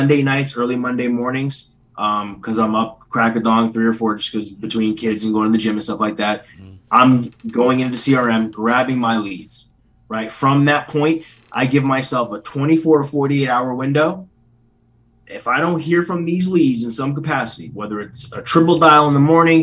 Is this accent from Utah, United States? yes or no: no; Philadelphia, Pennsylvania, United States; So it's Northeast PA, but I was born in Philly